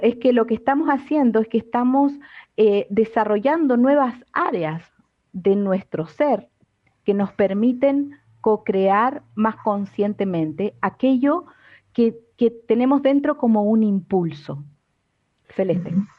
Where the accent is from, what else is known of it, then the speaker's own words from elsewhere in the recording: Argentina; me crié en Argentina